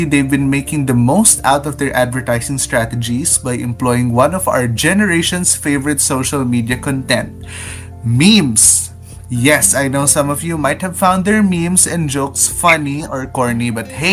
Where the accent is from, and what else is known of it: Philippines